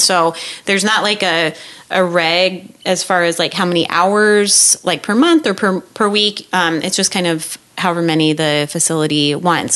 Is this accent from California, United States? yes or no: no; Iowa, United States; back home in back Iowa.